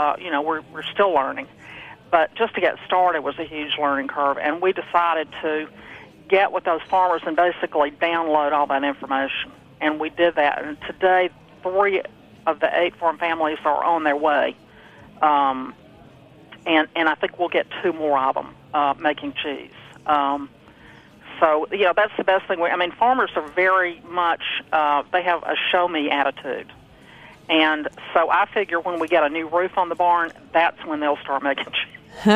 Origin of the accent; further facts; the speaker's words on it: Alabama, United States; now in Massachusetts, United States; I'm from Alabama.